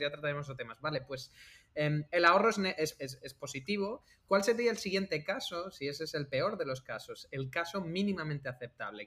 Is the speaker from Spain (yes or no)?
yes; Algeciras, Andalusia, Spain; moved away as an adult; also born or lived in Alcalá de Henares; now in Barcelona, Spain; venimos los dos de Algeciras. Yo igual vengo de Algeciras